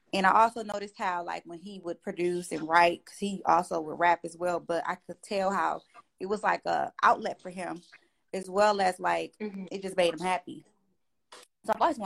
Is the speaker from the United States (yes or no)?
yes; Flint, Michigan, United States; now in Atlanta, United States; growing up in Flint